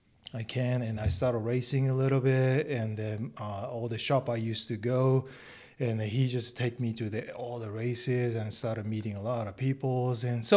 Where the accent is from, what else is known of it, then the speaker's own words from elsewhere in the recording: Shikoku, Japan; English is a second language; moved away as an adult; also born or lived in San Diego, California; now in California, United States; Well, I'm from a countryside. Little islands called Shikoku. It's in front of the Hiroshima. So it's a lot more south side.